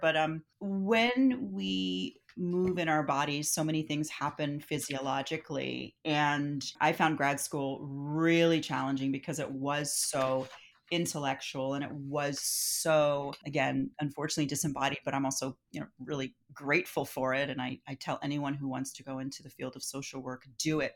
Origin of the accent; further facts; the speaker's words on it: Philadelphia, Pennsylvania, United States; now in San Francisco, United States; I'm from Philadelphia